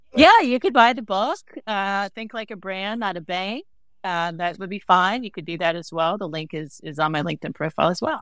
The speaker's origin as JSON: {"language": "English", "region": "the South", "country": "United States", "said": "I'm from the South, right?"}